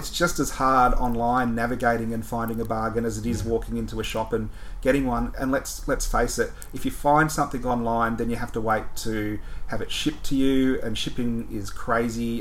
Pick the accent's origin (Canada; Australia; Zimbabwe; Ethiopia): Australia; Melbourne, Victoria; I grew up in Melbourne